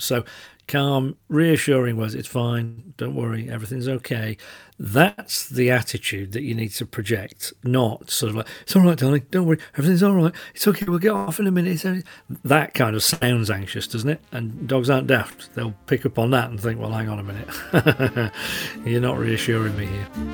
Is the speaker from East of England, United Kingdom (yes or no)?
no; Yorkshire and the Humber, United Kingdom; I'm from Yorkshire